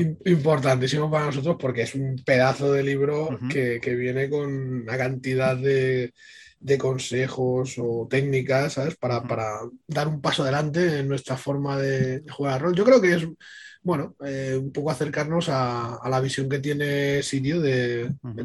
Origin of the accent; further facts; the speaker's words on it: Ibiza, Balearic Islands, Spain; Aquí en, en Ibiza, bueno, yo soy de Ibiza